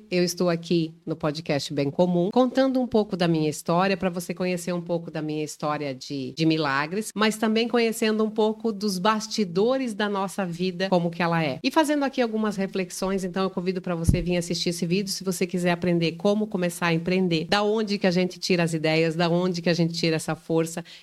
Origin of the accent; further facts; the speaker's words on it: Francisco Beltrão, Paraná, Brazil; moved away as an adult; now in Joinville, Brazil; Não, eu sou paranaense. De onde você é? Eu sou nascida em Francisco Beltrão.